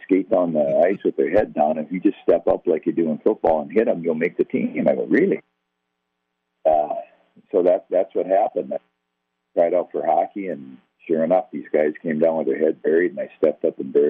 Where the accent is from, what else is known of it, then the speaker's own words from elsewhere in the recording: White Bear Lake, Minnesota, United States; I grew up right here in White Bear Lake, Minnesota